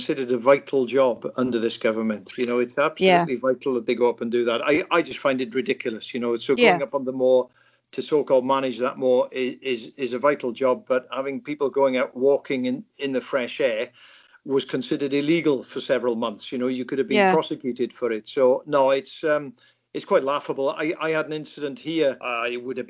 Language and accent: English; Lake Vyrnwy, Mid Wales, United Kingdom; when I grew up in Lake Vyrnwy in Mid Wales there